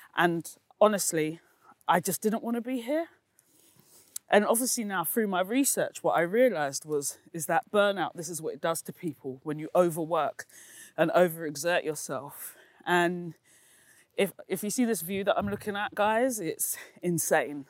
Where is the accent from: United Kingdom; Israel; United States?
United Kingdom; London; also born or lived in East Dulwich; I grew up in Peckham, and I now live in East Dulwich